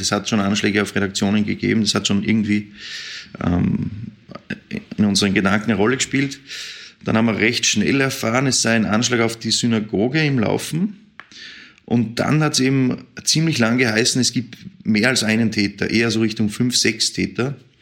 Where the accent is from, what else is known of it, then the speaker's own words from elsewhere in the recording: Vienna, Austria; als Wiener ist man diese Situation einfach nicht gewohnt